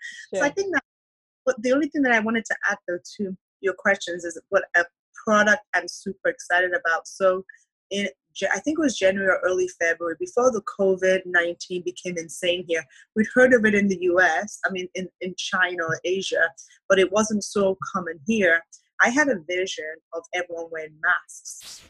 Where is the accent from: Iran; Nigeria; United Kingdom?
Nigeria; also born or lived in Canada; Mm-hmm, but I lived in Nigeria when I was young.